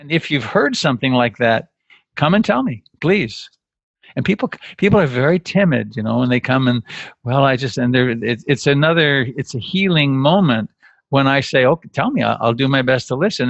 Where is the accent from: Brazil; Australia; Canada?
Canada; now in United States; I'm Canadian by birth. I became an American citizen